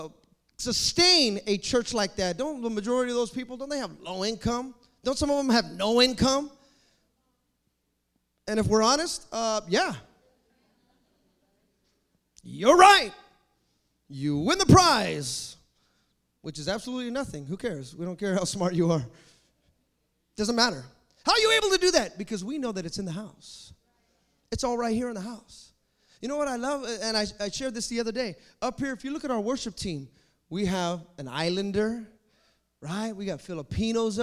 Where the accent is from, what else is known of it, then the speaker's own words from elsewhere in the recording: Fremont, California, United States; also born or lived in Hayward, California; I grew up in Fremont Christian. That's how I grew up, going there.